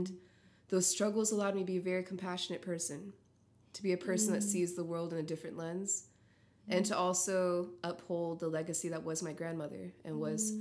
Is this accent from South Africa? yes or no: no; Naha, Okinawa, Japan; I'm from Okinawa, Chitan, Naha, and wow, I'm actually very proud to say